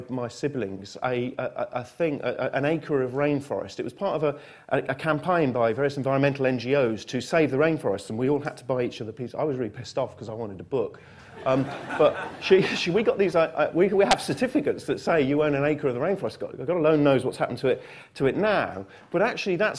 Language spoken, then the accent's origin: English; Manchester, North West England, United Kingdom; I come from Manchester